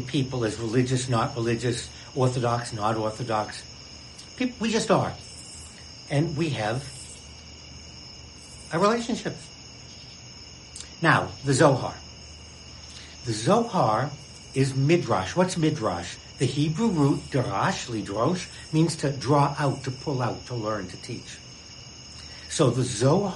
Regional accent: Boston, Massachusetts, United States; I'm a Bostonian, second generation

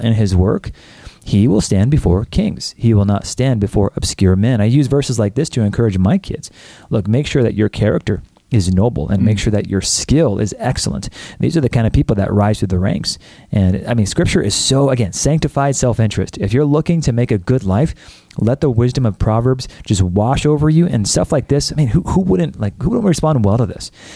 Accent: United States; I'm an American

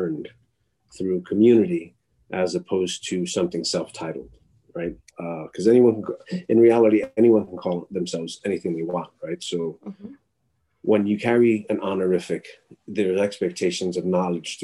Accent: New York City, New York, United States; also born or lived in Miami, Florida; I'm of Latinx heritage and culturally from New York City

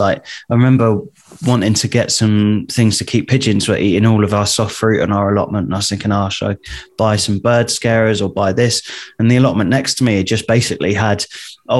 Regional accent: Southampton, South East England, United Kingdom; also born or lived in Southsea; I'm from Southampton, so it's not too far away. I used to live in South Sea.

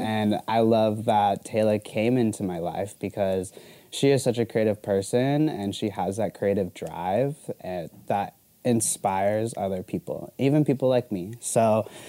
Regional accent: Arizona, United States; also born or lived in Florida; I've lived in Arizona like all my life

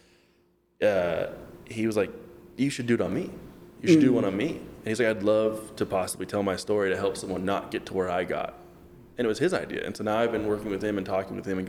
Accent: Bay Area, California, United States; I grew up in the Bay Area in California

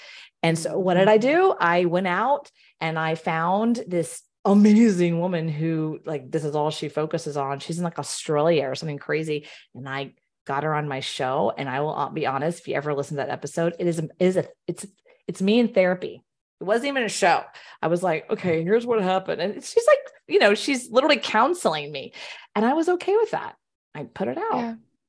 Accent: Houston, Texas, United States; I grew up in the Baptist Southern Houston area.

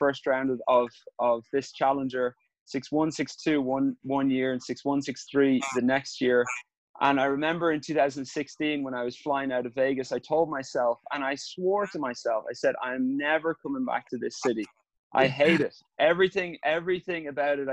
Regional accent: Ireland; growing up in Ireland

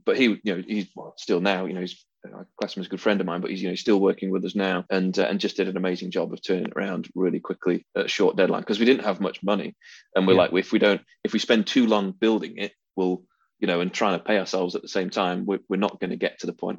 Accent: Derbyshire, East Midlands, United Kingdom; moved away as an adult; also born or lived in London / Moscow; now in Sheffield, United Kingdom; I was, actually born in Sheffield, but grew up in Derbyshire

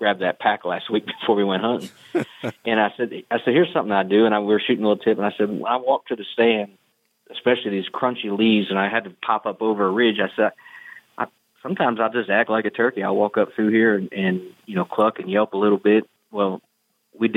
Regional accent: Pennsylvania, United States; I'm from Pennsylvania.

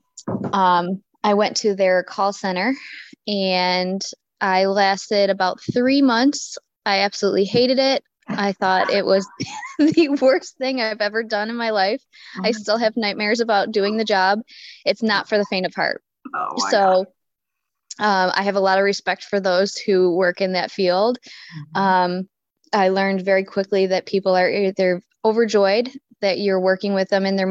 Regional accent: Hamburg, New York, United States; growing up in Hamburg

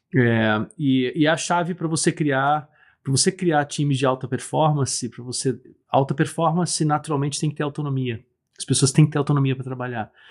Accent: Brazil; eu nasci no Brasil

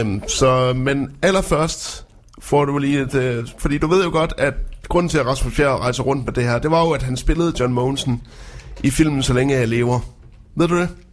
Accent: Frederikshavn, North Denmark Region, Denmark; moved away; Min gamle hjemstavn.

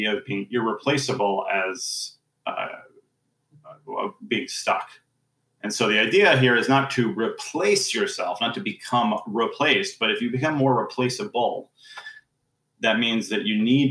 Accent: New York City, New York, United States; now in Princeton, United States; I am currently in Princeton, New Jersey, although I am from New York City originally

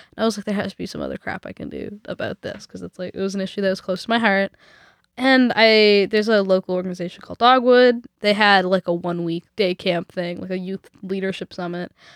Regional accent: Vancouver, British Columbia, Canada; also born or lived in Nelson; I'm from Vancouver and we don't get real winter here

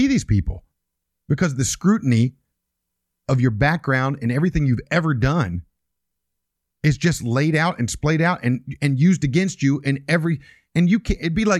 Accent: West Virginia, United States; I was born in West Virginia.

